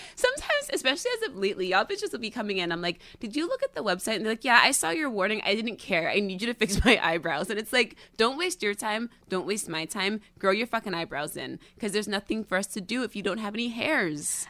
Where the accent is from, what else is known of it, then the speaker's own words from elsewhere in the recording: the Catskills, New York, United States; moved away; I used to be this girl from the Catskills